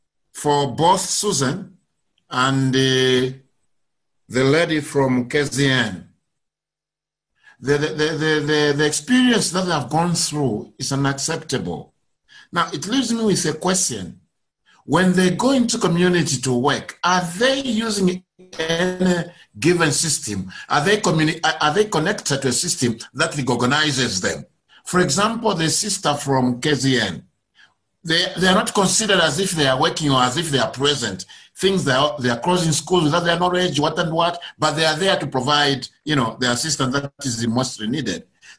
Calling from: Zambia; I'm calling from Zambia, PHM Zambia.

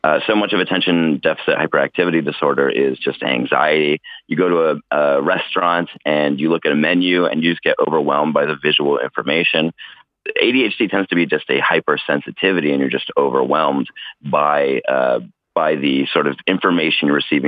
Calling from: Oakland, California, United States; I'm calling from Oakland, California.

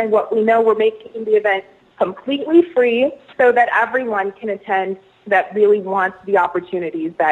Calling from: Denver, Colorado, United States; I am calling you from Denver, Colorado.

